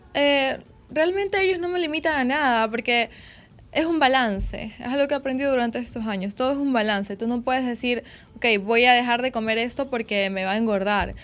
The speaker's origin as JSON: {"language": "Spanish", "country": "Ecuador", "said": "Yo soy de Ecuador."}